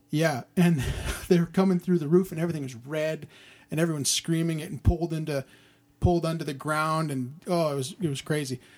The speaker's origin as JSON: {"language": "English", "country": "Canada", "said": "being Canadian"}